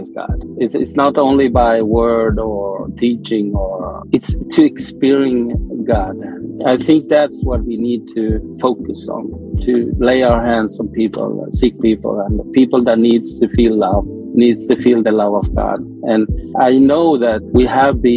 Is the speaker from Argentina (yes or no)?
yes; Argentina; moved away; I'm from Argentina